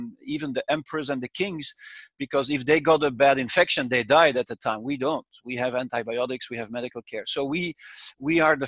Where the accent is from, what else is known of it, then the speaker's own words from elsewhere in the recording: Brussels, Brussels-Capital Region, Belgium; And I grew up in Brussels, very near to the institutions of the European Union.